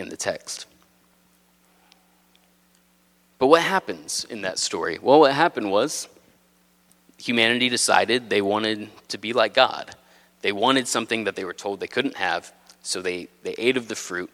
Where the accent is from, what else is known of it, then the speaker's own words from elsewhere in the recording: Texas, United States; moved away as an adult; now in New England, United States; I'm not from a farm, I'm from Texas, but not a farm